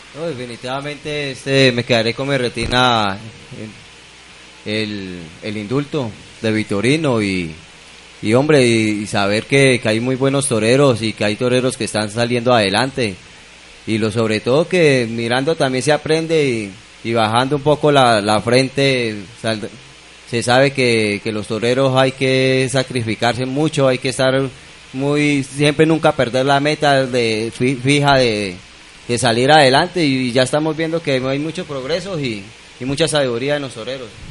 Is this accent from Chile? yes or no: no; Colombia; como colombiano